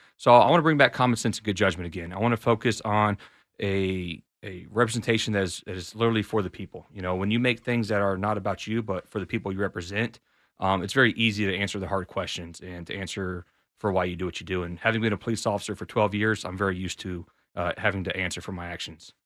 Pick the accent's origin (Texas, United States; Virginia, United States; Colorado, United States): Texas, United States; College Station; now in Austin, United States; I was raised and grew up out in College Station, Texas.